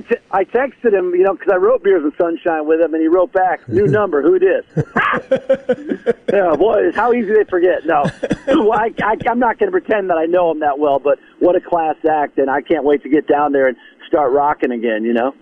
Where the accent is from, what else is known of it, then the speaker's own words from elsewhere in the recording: Detroit, Michigan, United States; moved away as an adult; also born or lived in Grosse Pointe, Michigan; now in Nashville, United States; I was born and raised in South Detroit